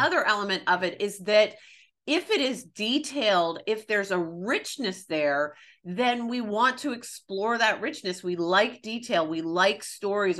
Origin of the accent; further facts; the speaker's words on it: the South, United States; growing up in the South